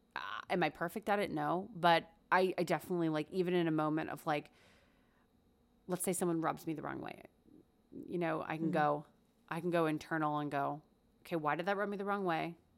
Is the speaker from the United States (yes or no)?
yes; United States; also born or lived in Korea; I was born in Korea, lived there till I was four, and then we moved to America